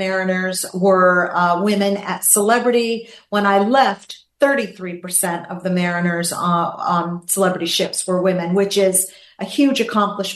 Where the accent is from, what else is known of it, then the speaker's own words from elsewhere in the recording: Gloucester, Massachusetts, United States; now in Florida, United States; I'm a girl from a small town in Massachusetts, Gloucester, Massachusetts, small fishing town